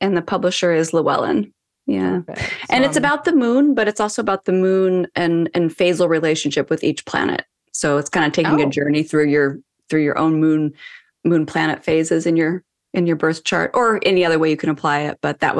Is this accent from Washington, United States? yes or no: yes; Seattle, Washington, United States; now in Los Angeles, United States; I'm currently in Los Angeles, but I'm from Seattle area.